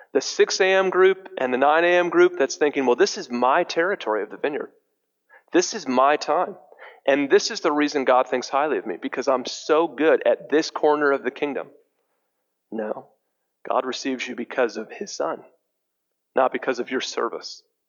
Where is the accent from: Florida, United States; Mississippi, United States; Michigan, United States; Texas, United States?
Michigan, United States; Detroit; I'm from Detroit